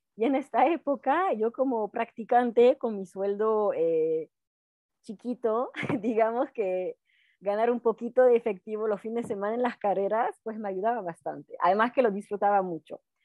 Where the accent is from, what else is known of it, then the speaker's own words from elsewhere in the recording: Alpe d'Huez, French Alps, Auvergne-Rhône-Alpes, France; Spanish is a second language; moved away; viví toda mi, mi juventud al pie del Alpe d'Huez